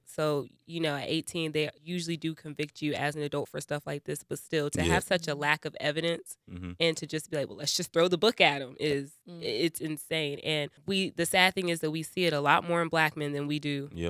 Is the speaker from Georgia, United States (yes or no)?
yes; Atlanta, Georgia, United States; I'm also from Atlanta, Georgia, and I'm very excited to be joining this show. I am a proud Black woman